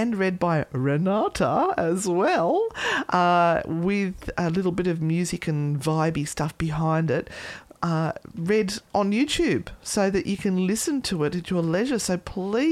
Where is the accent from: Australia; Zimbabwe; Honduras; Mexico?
Australia; accent: Aussie; It's my Aussie accent.